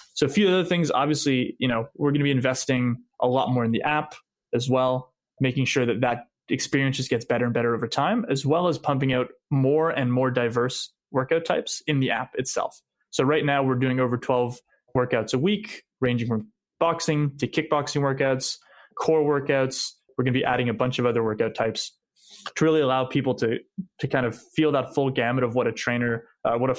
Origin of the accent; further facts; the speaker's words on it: Montreal, Quebec, Canada; we grew up in Montreal